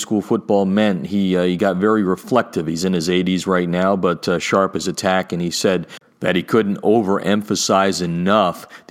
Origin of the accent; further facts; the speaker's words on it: Pennsylvania, United States; my hometown state